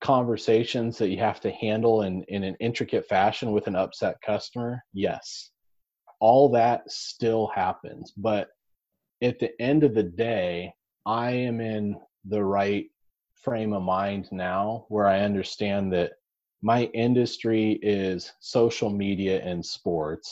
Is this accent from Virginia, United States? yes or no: no; Nebraska, United States; I'm from Nebraska, I was born and raised here.